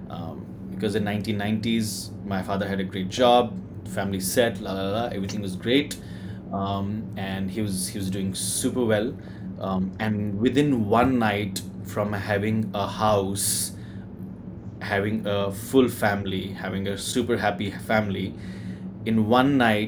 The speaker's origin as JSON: {"language": "English", "region": "Jammu and Kashmir", "country": "India", "said": "I'm from Kashmir."}